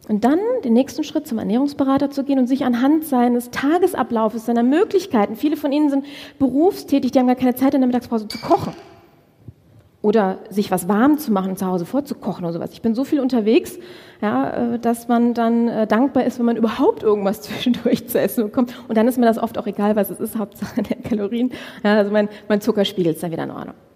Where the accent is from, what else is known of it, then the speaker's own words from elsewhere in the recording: Düsseldorf, North Rhine-Westphalia, Germany; so mit 800, ich komme aus Düsseldorf, ja, so mit 800 Euro Budget in der Tasche